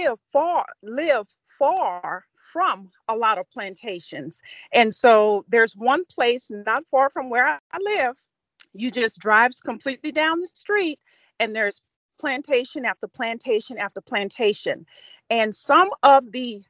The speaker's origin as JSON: {"language": "English", "region": "Louisiana", "country": "United States", "said": "I come from the South. I come from Louisiana."}